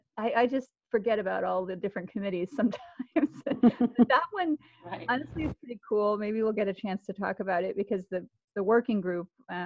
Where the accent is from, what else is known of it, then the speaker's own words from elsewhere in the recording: Atlanta, Georgia, United States; Yes, Atlanta, Georgia, my hometown.